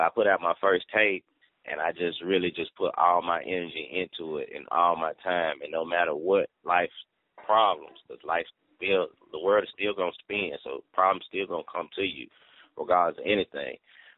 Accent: the South, United States; I'm from the South. So, you know, I just actually just, I don't know how, just dropped the R

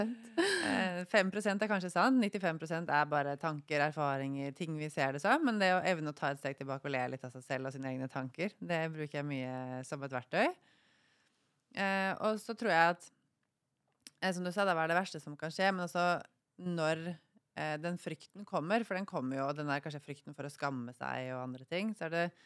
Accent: Norway; moved away as an adult; also born or lived in Thailand / Bali; jeg er fra Norge

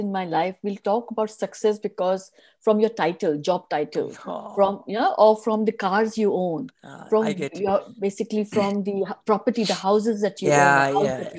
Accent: Mangalore, Karnataka, India; I come from Mangalore. My family comes from Mangalore

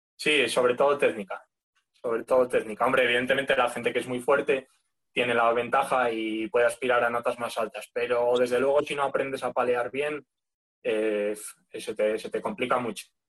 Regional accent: León, Castile and León, Spain; moved away as an adult; also born or lived in Asturias; yo soy de León, lo que pasa es que me fui a estudiar a, la Uni a Asturias

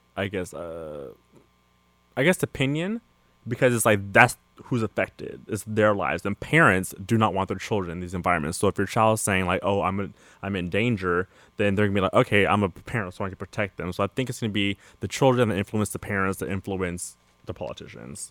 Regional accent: California, United States; I'm from California, mm-hmm. and so I grew up here in high school, college

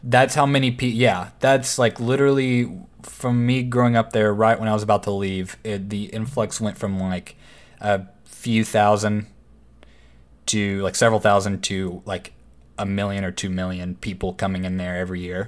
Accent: Waco, Texas, United States; growing up in Waco, it was always a small town

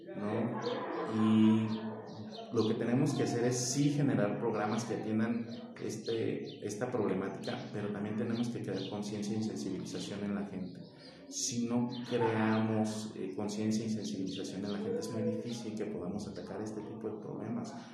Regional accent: Paracho, Michoacán, Mexico; Soy un apasionado de Paracho, eh, lo quiero mucho, sus costumbres, sus tradiciones, a su gente, soy de aquí

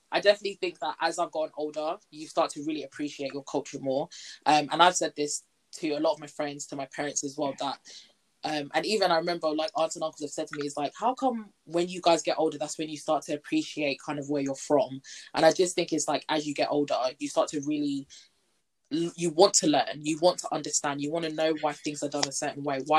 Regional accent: South East England, United Kingdom; And I'm like, again, Kent.

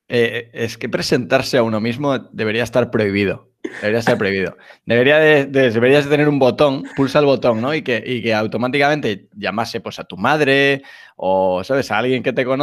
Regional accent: Galicia, Spain; now in Madrid, Spain; soy gallego, vivo en, vivo en Madrid desde hace ya 20 años, de ahí que no, el acento ya se ha, perdido

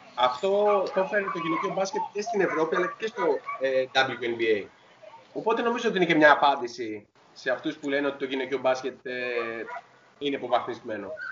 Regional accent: Greece; εμείς σαν Έλληνες

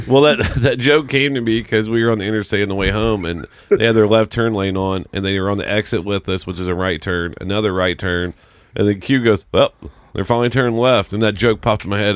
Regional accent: Indiana, United States; growing up in Indiana was all about high school basketball

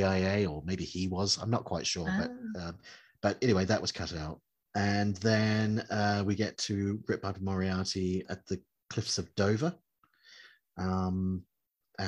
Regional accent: New Zealand; I grew up in New Zealand

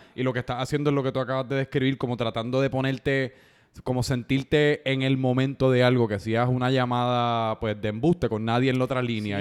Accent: San Juan, Puerto Rico; yo me crié en San Juan

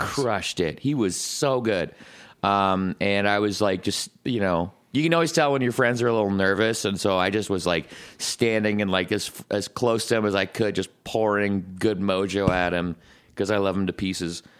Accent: Scotland, United Kingdom; as a Scotsman

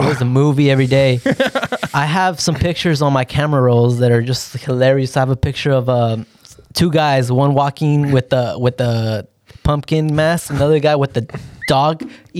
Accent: Santa Maria, California, United States; also born or lived in Riverside, California; Was born in Riverside, grew up in Santa Maria.

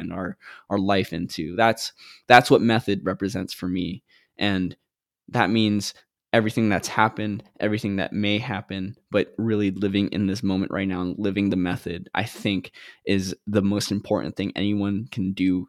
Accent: Guam; moved away; also born or lived in Philippines; when I was two, we moved to Guam, and that's where I grew up

